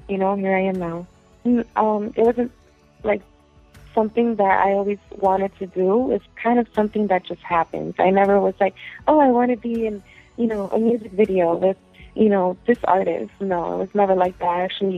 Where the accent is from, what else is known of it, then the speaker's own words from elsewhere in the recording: Connecticut, United States; also born or lived in Puerto Rico; I wasn't born in Connecticut. I was actually born in Puerto Rico. And then I was moved, you know, to the States when I was probably like 5. And from there on, I've been in Connecticut.